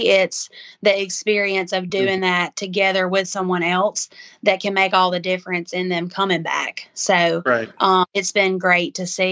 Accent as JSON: {"language": "English", "town": "Macon", "region": "Mississippi", "country": "United States", "said": "I'm from Macon, Mississippi, which is kind of East Mississippi area"}